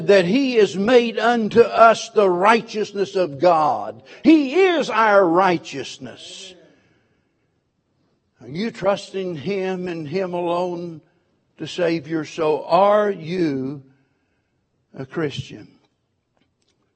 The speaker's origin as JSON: {"language": "English", "town": "Springfield", "region": "Missouri", "country": "United States", "tie": "born or raised there", "said": "I was born and raised in Springfield, Missouri"}